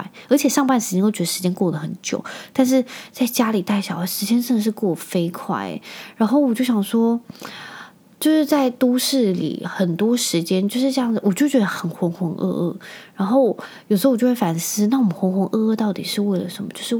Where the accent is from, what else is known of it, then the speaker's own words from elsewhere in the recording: Penghu County, Taiwan; 我那时候小时候啊，我就是住在澎湖，